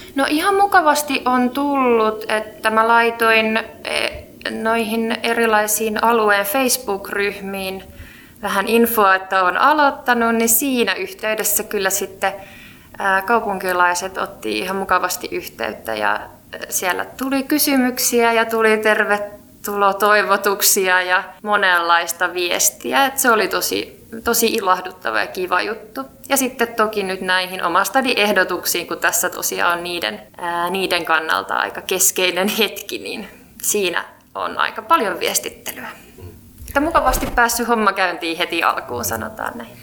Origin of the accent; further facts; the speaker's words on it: Helsinki, Uusimaa, Finland; Mä oon helsinkiläinen